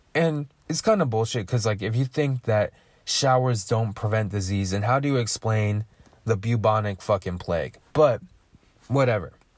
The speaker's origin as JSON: {"language": "English", "country": "United States", "accent": "American English", "first_language": "English", "said": "I speak American English"}